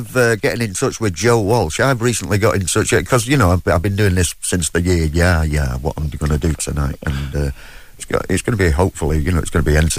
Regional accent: Manchester, North West England, United Kingdom; accent: Manchester; Yeah, I'm from Manchester.

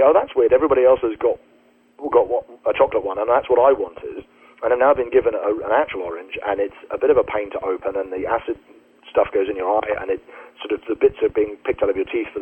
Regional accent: United Kingdom; We're British

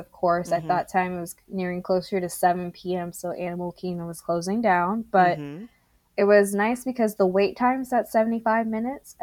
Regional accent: Texas, United States; I'm a Texan

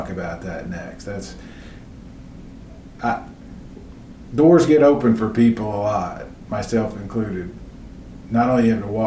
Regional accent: Chattanooga, Tennessee, United States; Now I'm from Chattanooga

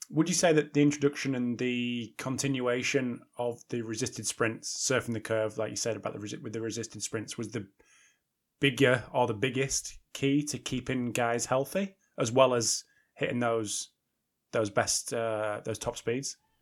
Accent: United Kingdom; especially me as a Brit

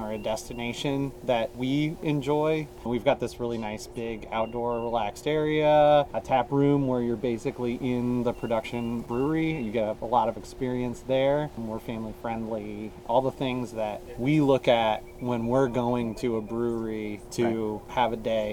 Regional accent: Athens, Ohio, United States; we are both from Athens

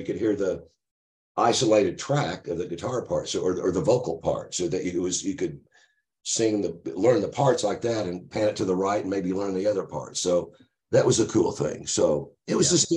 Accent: Tulsa, Oklahoma, United States; moved away as an adult; also born or lived in Los Angeles; growing up in Tulsa

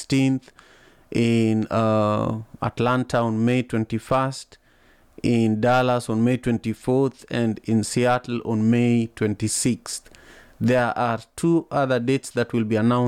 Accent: Kisumu, Kisumu County, Kenya; moved away as an adult; now in United States; I grew up in Kisumu, Kenya. Right there by Lake Victoria

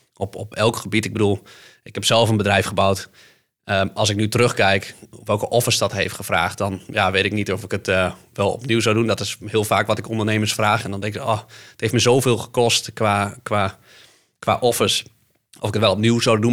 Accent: Netherlands; Want ik kom uit leemleveld

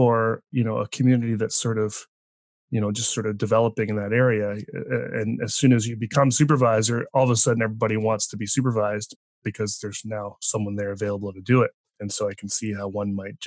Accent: East Coast, Canada; now in British Columbia, Canada; grew up on the East Coast

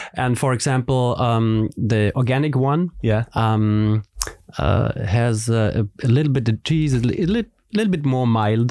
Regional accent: Salzburg, Austria; English is a second language; now in Vienna, Austria; we are both from Salzburg

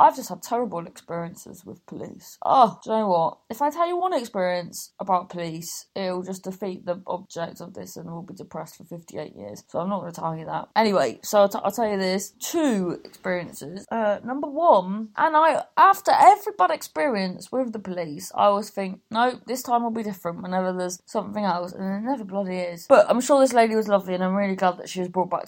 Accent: Cornwall, South West England, United Kingdom; we're Cornish

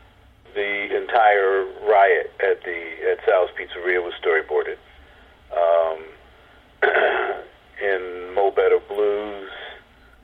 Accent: New Jersey, United States; I'm from New Jersey

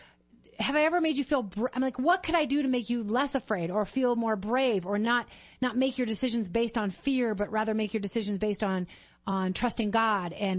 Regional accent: Minnesota, United States; Mike and I grew up in Minnesota

